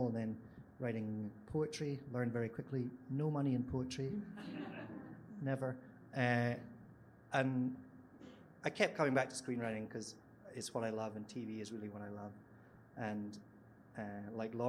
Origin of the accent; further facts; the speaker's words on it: Scotland, United Kingdom; you might be able to tell from my accent, I'm from Scotland